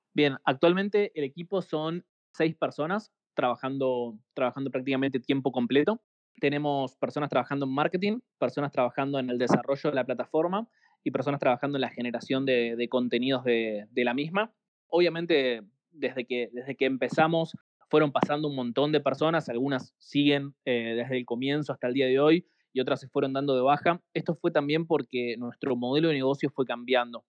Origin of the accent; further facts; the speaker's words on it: Argentina; como somos de acá